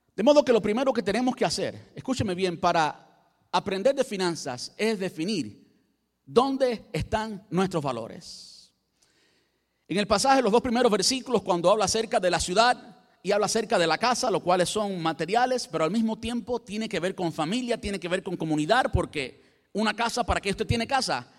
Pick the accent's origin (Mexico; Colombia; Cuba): Cuba; Yo soy cubano